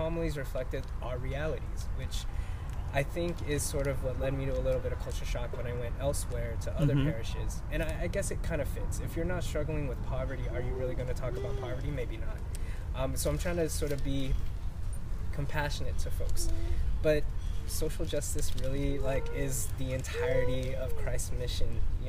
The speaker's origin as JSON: {"language": "English", "town": "Los Angeles", "region": "California", "country": "United States", "tie": "born or raised there", "also_born_or_lived": "Philippines", "said": "I'm an immigrant. I was born in the Philippines and immigrated here at the age of five. I was raised in South Los Angeles, close to South Central."}